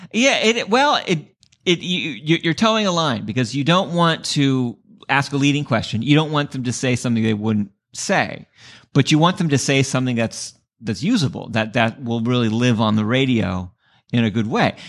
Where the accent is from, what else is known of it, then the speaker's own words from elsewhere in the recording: San Diego, California, United States; moved away; also born or lived in Bay Area, California; I grew up in San Diego